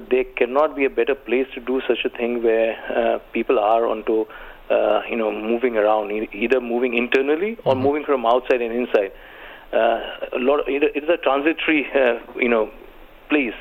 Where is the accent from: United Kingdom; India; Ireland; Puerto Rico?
India; now in United Arab Emirates; I come from India